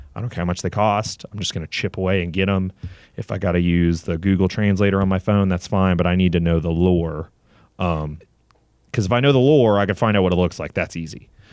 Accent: Southern Virginia, United States; also born or lived in Gainesville, Florida; I was, uh, originally born in Gainesville, Florida, and then when I was about eleven, I moved up to, uh, Southern Virginia in the Appalachian Mountains. Grew up there

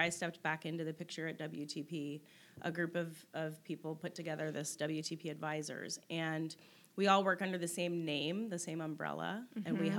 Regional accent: United States; moved away as an adult; also born or lived in Netherlands; And I'm just standing there as this American not having a clue what's happening and why all these people are running around in blackface.

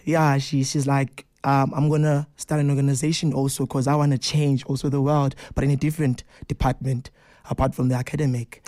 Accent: Johannesburg, Gauteng, South Africa; growing up in Hillbrow

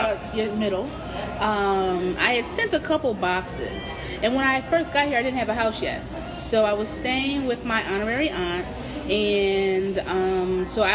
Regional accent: Camden, New Jersey, United States; moved away as an adult; also born or lived in Philadelphia, Pennsylvania; now in Iowa, United States; I was born in Philly, but I lived most of my life in Camden, New Jersey

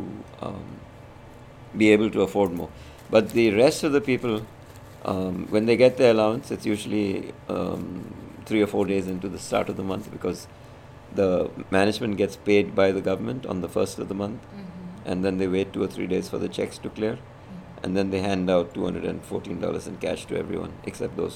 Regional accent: India; moved away; I'm Indian

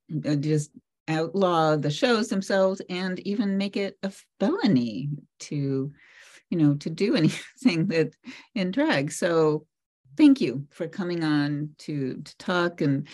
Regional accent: Cape Cod, Massachusetts, United States; I grew up on the Cape

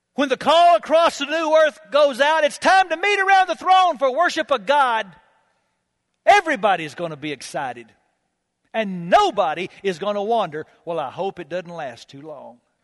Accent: United States; I'm an American

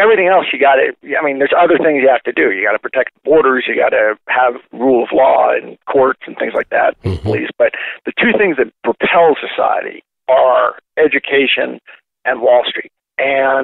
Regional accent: Fort Wayne, Indiana, United States; now in Sandy, United States; I was born in Fort Wayne, 1962

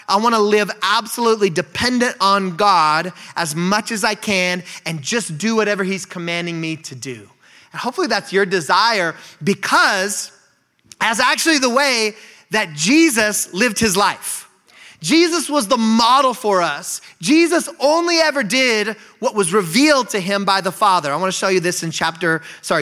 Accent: Bend, Oregon, United States; moved away as an adult; also born or lived in Eugene, Oregon / Nampa, Idaho; now in Spokane, United States; I grew up in Bend, Oregon

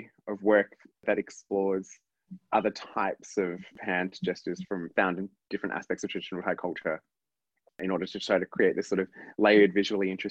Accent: Perth, Western Australia, Australia; growing up in Perth

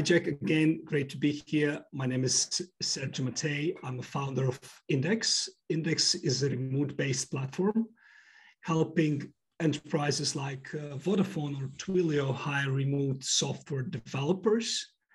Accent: Moldova; also born or lived in United States / United Kingdom; now in London, United Kingdom; I was born in Moldova

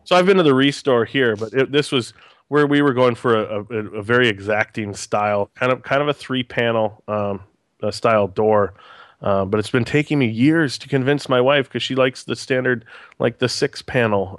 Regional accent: Green Bay, Wisconsin, United States; I'm a born and raised in Green Bay

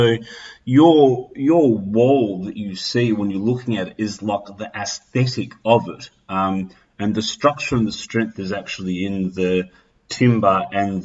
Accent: Australia; being Australian

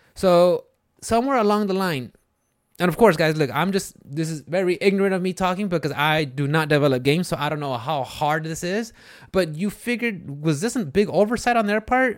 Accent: Houston, Texas, United States; I'm from, like, the Houston area

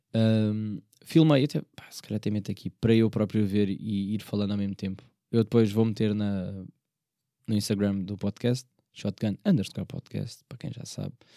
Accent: Portugal; embora eu seja da margem sul, eu não sou de Setúbal

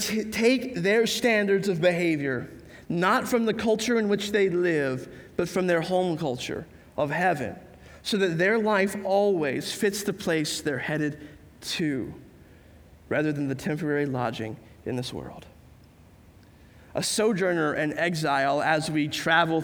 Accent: United States; I'm coming into it as an American

